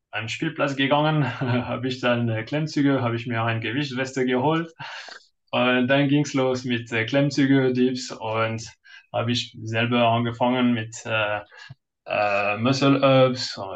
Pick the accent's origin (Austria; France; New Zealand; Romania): France; German is a second language; now in Munich, Germany; bin Franzose, äh, heute neun, also jetzt 39, äh, verheiratet mit einem Kind und ja, in Deutschland seit ewig.